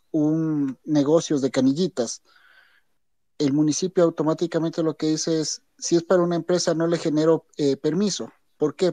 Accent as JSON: {"language": "Spanish", "town": "Quito", "region": "Pichincha", "country": "Ecuador", "said": "la cultura que tenemos nosotros como quiteños o como ecuatorianos"}